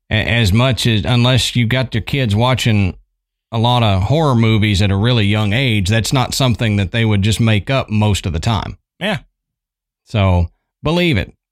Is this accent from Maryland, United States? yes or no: no; Yorba Linda, California, United States; I grew up in Yorba Linda, California, which is in North Orange County in Southern California.